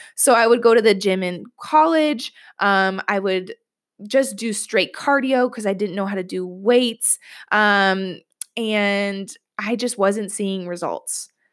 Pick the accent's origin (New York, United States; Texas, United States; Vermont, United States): New York, United States; I'm from New York. I live in New York.